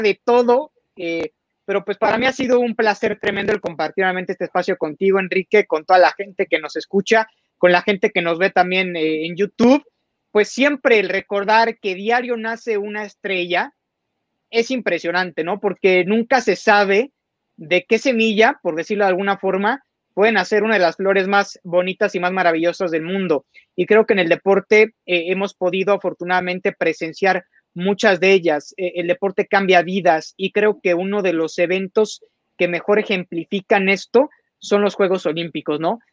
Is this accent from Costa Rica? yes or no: no; Mexico; tenemos que estar muy orgullosos como mexicanos